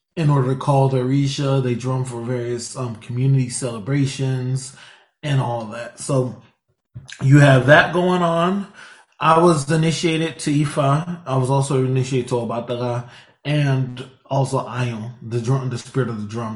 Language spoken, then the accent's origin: English; Seattle, Washington, United States; also born or lived in Virginia; I was born in Virginia but raised out here in, um, in Seattle, Washington